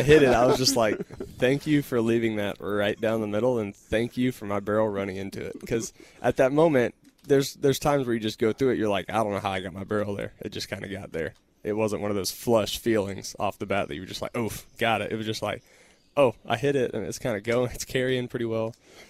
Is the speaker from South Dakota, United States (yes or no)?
no; Texas, United States; Growing up in Texas, then going to Texas Tech, staying in Texas for my pro career.